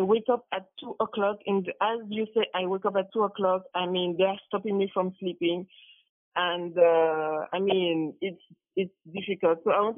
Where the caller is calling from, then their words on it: France; I'm calling from France, actually.